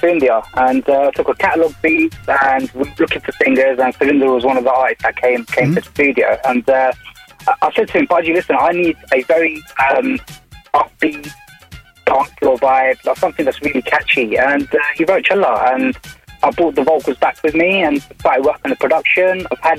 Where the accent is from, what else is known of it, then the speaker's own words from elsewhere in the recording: London, United Kingdom; I'm from Edmonton, North London.